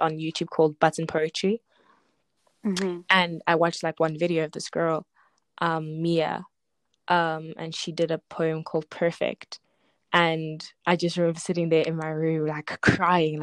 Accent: Zimbabwe; now in South Africa; I was born in Zimbabwe, but I live in South Africa.

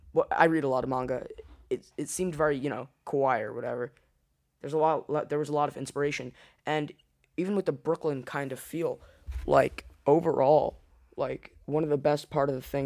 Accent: India; I'm from India, what do you mean?

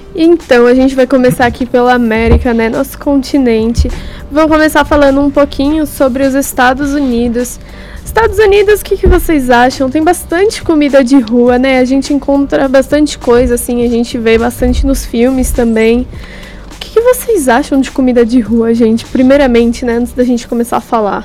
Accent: Santo André, São Paulo, Brazil; eu que sou de Santo André

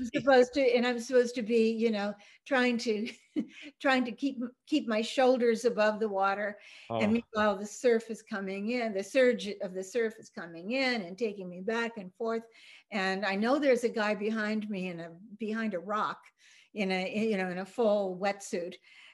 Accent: Copenhagen, Denmark; you know, I'm from Scandinavia, so Copenhagen has Hans Christian Andersen Lorelei.

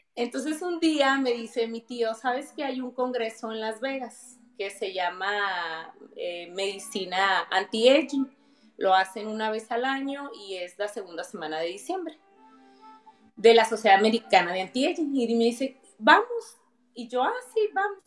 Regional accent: Mexicali, Baja California, Mexico; soy de Mexicali

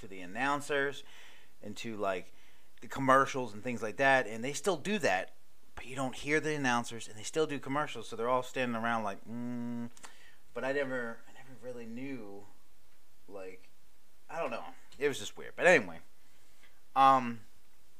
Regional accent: Maryland, United States; moved away; also born or lived in Hawaii; I'm from Maryland

